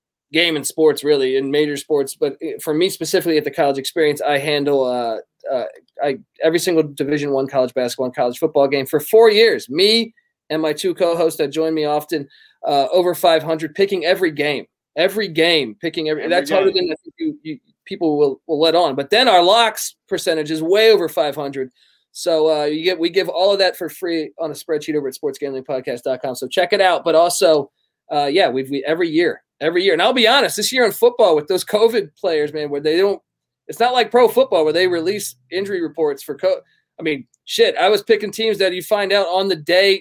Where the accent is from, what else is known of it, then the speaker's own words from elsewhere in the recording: Washington, District of Columbia, United States; I grew up in Washington, D.C.